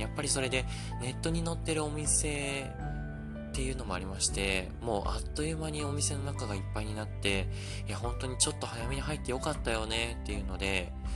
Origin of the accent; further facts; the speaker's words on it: Osaka, Japan; 大阪の自分の地元